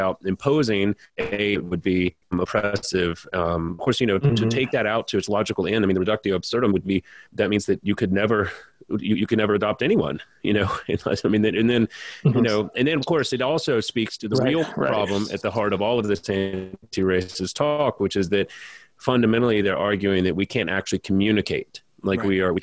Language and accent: English; Louisiana, United States; I'm from Louisiana